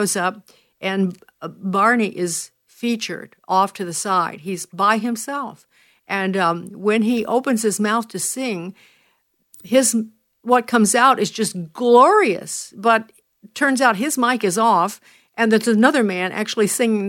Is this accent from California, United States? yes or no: no; Chicago, Illinois, United States; moved away; my hometown is Chicago